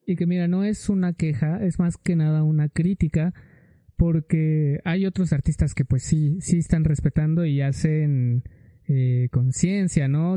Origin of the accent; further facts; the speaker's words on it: Mexico; yo como mexicano que sí amo mi país